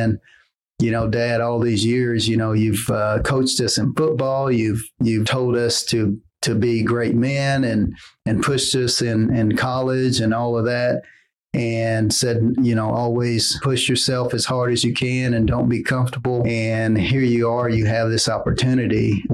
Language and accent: English; Tulsa, Oklahoma, United States; I'm born and raised in Tulsa. Been here my entire life